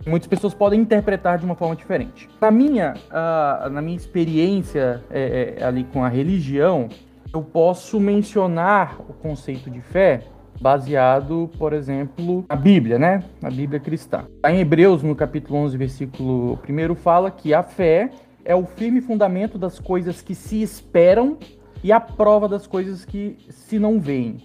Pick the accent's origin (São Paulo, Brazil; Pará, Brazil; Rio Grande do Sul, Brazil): Pará, Brazil; interior of; Eu sou do interior do Pará, é, cresci num berço evangélico